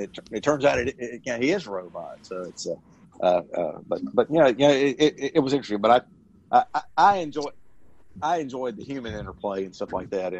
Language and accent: English; the South, United States; I'm from the South. I've lived in the South all my life.